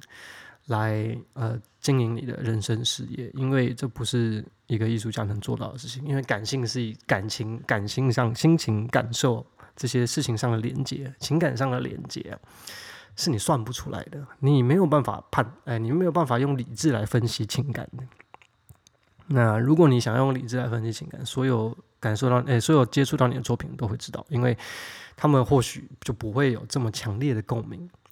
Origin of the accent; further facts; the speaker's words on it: Taiwan; 跟我一样在，呃，台湾长大的孩子